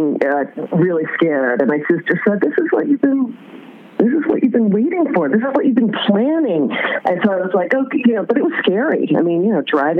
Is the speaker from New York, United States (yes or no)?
no; Oak Lawn, Illinois, United States; I am Southwest Suburbs. But, you know, I'm from Oaklawn, but, you know, I worked in the city once I graduated high school